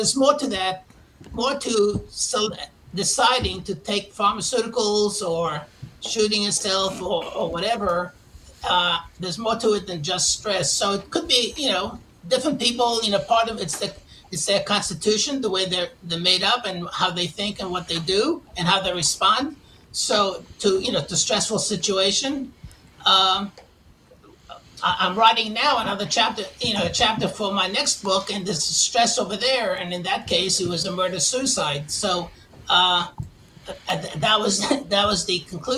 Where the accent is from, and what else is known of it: New York, United States; born or raised there; moved away as an adult